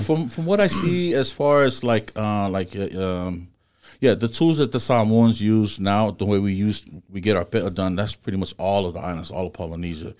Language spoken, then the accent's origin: English; Compton, California, United States; I'm born and raised in Compton.